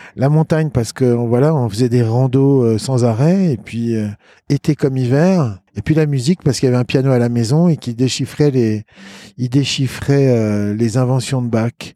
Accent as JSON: {"language": "French", "town": "Lyon", "region": "Auvergne-Rhône-Alpes", "country": "France", "tie": "born or raised there", "also_born_or_lived": "Boston", "said": "je suis né à Lyon. Sur le rocher de la Croix-Rousse"}